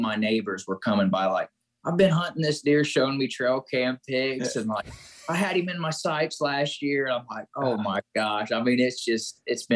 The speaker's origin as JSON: {"language": "English", "town": "Greensburg", "region": "Indiana", "country": "United States", "said": "I'm from Southeast Indiana, called Greensburg, Indiana, a little small town"}